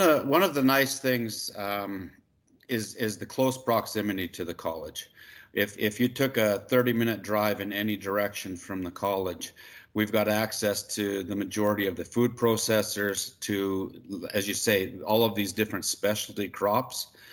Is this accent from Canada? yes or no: yes; Magrath, Alberta, Canada; also born or lived in Saskatoon, Saskatchewan; I'm from McGrath. I grew up on a ranch out here